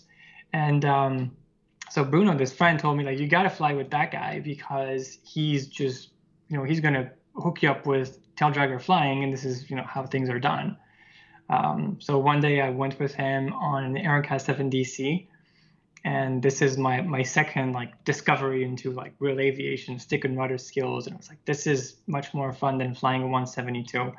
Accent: near Lyon, Auvergne-Rhône-Alpes, France; born or raised there

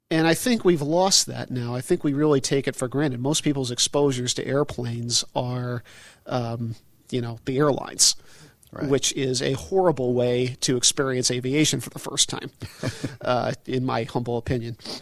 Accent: Connecticut, United States; I grew up in Connecticut

